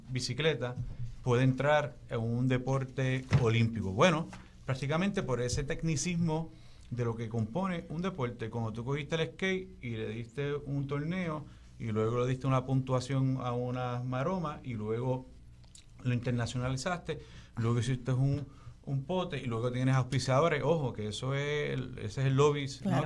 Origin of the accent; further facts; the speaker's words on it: Puerto Rico; nuestra identidad puertorriqueña